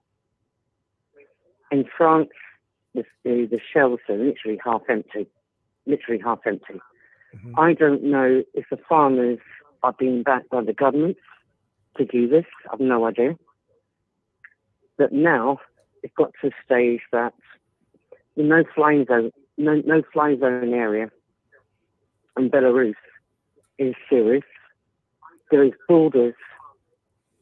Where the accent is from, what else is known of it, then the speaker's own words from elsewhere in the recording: London, United Kingdom; now in Alicante, Spain; I was born in London, back in the UK